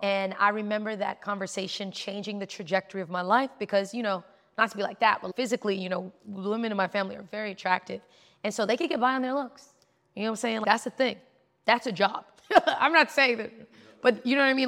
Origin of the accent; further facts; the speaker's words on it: New York City, New York, United States; I'm from New York. Like, I'm in New York City trying to live my life